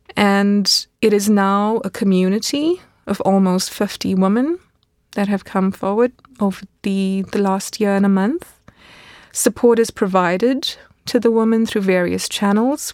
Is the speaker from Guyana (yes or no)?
no; South Africa; moved away as an adult; now in Munich, Germany; a teenager growing up in South Africa